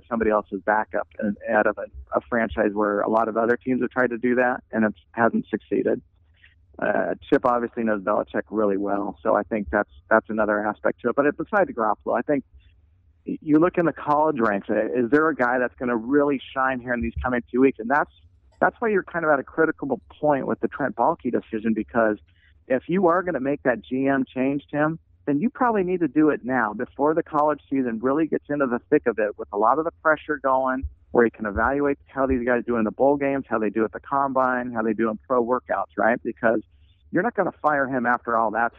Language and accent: English; Pleasanton, California, United States; I'm gonna stay in my hometown of Pleasanton